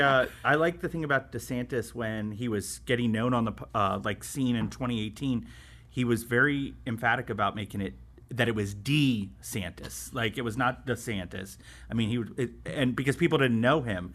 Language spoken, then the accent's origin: English; St. Petersburg, Florida, United States; I grew up in Saint Petersburg